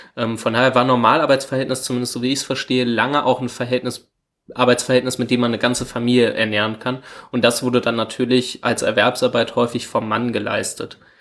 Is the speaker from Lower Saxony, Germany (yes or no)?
yes; Hanover, Lower Saxony, Germany; wir kommen beide aus Hannover